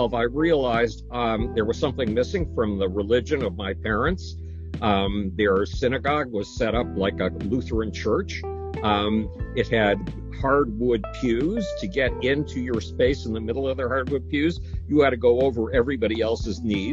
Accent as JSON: {"language": "English", "town": "Buffalo", "region": "New York", "country": "United States", "tie": "born or raised there", "said": "When I was 10, nobody in my hometown of Buffalo, New York would have anything to do with me, including my parents."}